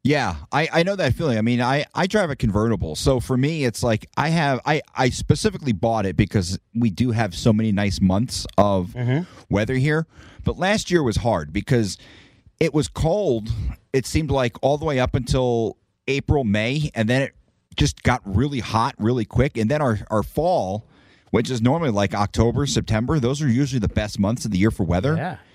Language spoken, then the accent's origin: English; Northeast, United States; moved away; I grew up in the Northeast.